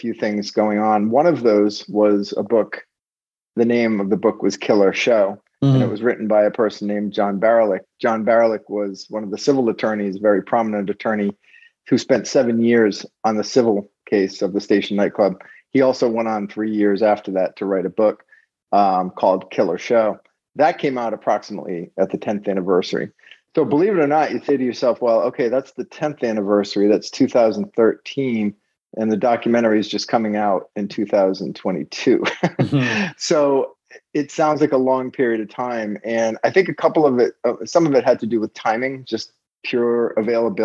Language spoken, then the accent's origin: English; Rhode Island, United States; also born or lived in Los Angeles; I'm also from Rhode Island.